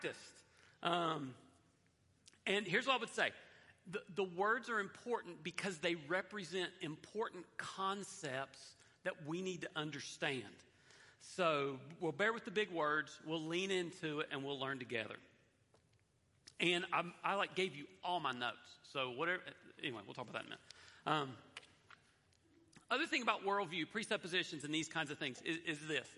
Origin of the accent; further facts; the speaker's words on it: the Bible Belt, United States; I grew up in the Bible Belt with a lot of cultural Christianity